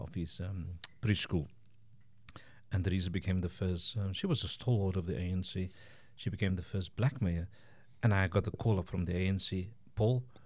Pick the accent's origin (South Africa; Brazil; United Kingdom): South Africa; Cape Town, Western Cape; moved away as an adult; now in Estonia; I grew up in the Western Cape in Cape Town.